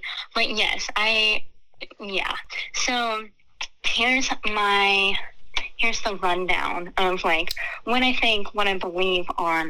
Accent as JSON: {"language": "English", "town": "Ojai", "region": "California", "country": "United States", "tie": "born or raised there", "also_born_or_lived": "Pasadena", "said": "I spent the first like 6 years of my life in Pasadena, and then we moved back to Ojai."}